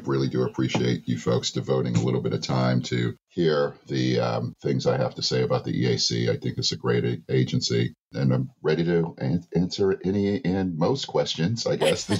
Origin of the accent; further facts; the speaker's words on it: Massachusetts, United States; So they moved up north. So I grew up in Massachusetts, went to a bunch of really great schools. Boston Latin Academy